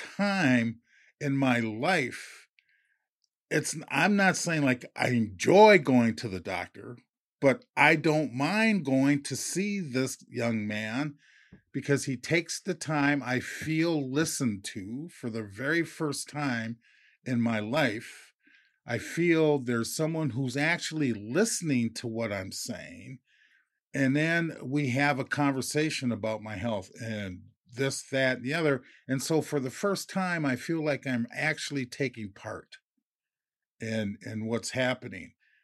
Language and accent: English; Minneapolis, Minnesota, United States; I'm originally from Minneapolis, you know, lifelong Twin City resident